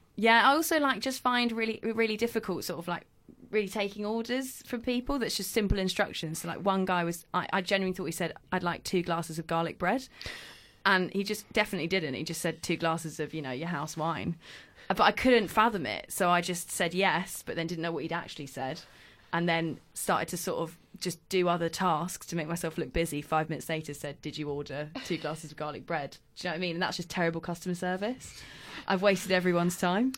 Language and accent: English; London, United Kingdom; I was born in London